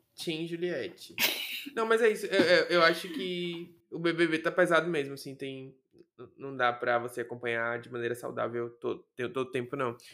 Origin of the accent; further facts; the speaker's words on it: Salvador, Bahia, Brazil; eu nasci em Salvador, Bahia, e Salvador ainda é no Nordeste